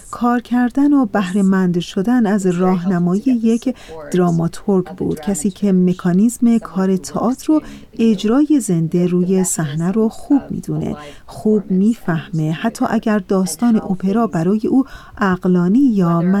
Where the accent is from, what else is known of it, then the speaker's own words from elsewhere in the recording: United States; also born or lived in Iran; ما هر دو ایرانی هستیم خب من در ایران به دنیا اومدم اما در آمریکا بزرگ شدم ولی به ایران سفر کردم